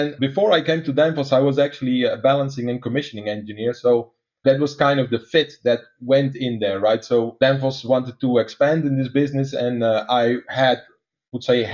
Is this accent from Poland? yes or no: no; Netherlands; accent: Dutch; English is a second language; some of your listeners are trying to place my accent right now, is that I'm actually a Dutch guy